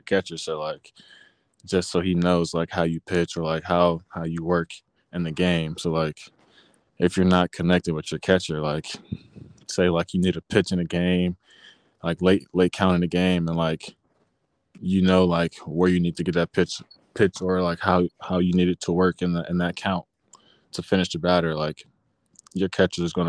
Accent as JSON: {"language": "English", "town": "Atlanta", "region": "Georgia", "country": "United States", "said": "I'm from Atlanta, Georgia."}